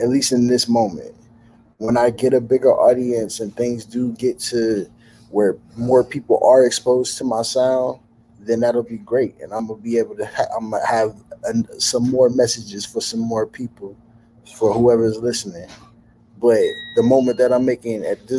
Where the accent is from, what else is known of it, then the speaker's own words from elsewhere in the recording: Cleveland, Ohio, United States; moved away as an adult; now in Los Angeles, United States; I'm from Cleveland, Ohio